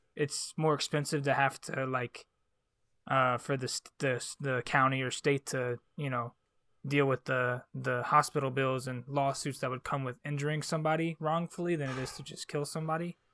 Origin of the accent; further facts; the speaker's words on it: Charlotte, North Carolina, United States; I was like really fortunate to grow up in Charlotte